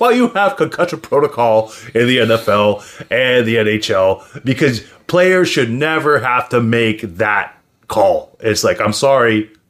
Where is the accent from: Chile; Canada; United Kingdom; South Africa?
Canada; I'm Canadian.